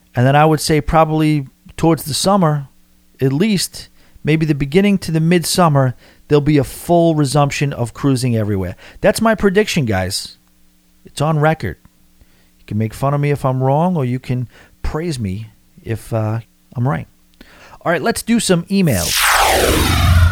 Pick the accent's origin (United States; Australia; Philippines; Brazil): United States; New York; accent: New York; my New York accent.